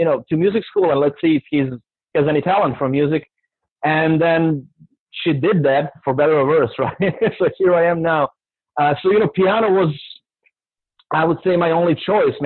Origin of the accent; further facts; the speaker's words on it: Serbia; moved away as an adult; now in New Orleans, United States; I come from Serbia, Eastern Europe, and I've been living in the United States for the last 11 years